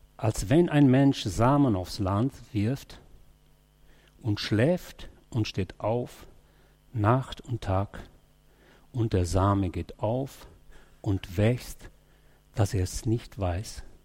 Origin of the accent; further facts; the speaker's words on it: Germany; als Deutsche